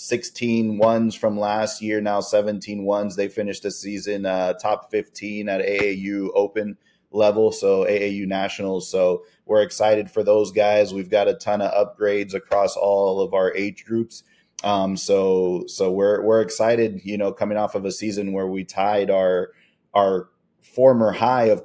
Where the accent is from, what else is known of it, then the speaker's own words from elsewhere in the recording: Miami, Florida, United States; moved away as an adult; now in Fort Myers, United States; We grew up in Miami together